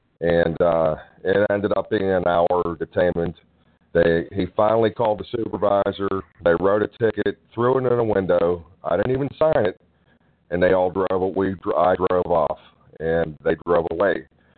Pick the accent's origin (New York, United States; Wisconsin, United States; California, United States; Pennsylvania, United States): Pennsylvania, United States; I'm from Pennsylvania, obviously, and I was on the interstate in Ohio.